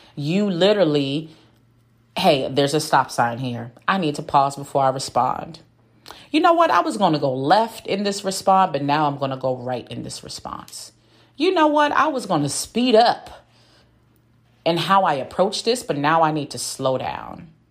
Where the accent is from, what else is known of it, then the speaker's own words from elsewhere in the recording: Washington, District of Columbia, United States; also born or lived in West Africa; I grew up mainly in the Washington, D.C. area.